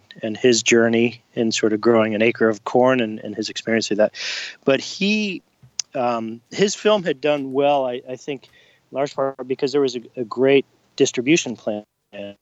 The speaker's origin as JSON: {"language": "English", "town": "Portland", "region": "Oregon", "country": "United States", "tie": "born or raised there", "said": "it's here in my hometown"}